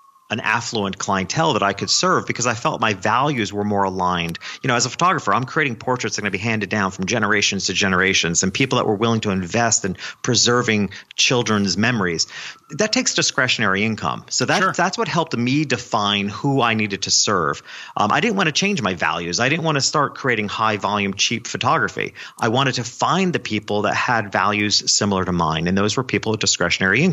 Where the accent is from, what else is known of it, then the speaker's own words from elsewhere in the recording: New York, United States; my hometown, which was a small country town a couple hours north of New York City